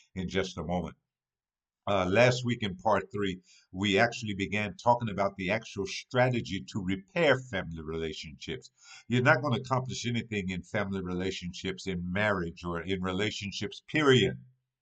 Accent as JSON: {"language": "English", "town": "Hopkinsville", "region": "Kentucky", "country": "United States", "tie": "born or raised there", "said": "my hometown. On this past weekend, Hopkinsville, Kentucky"}